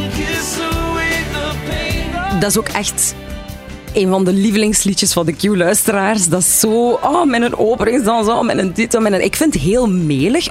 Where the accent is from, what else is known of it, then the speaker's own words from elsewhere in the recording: Lokeren, Flanders, Belgium; bij ons in Lokeren was dat dan De Muze